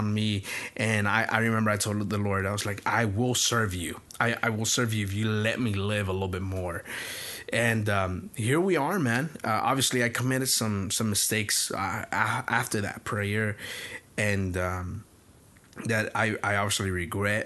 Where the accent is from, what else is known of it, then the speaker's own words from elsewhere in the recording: Houston, Texas, United States; I'm from Denver Harbor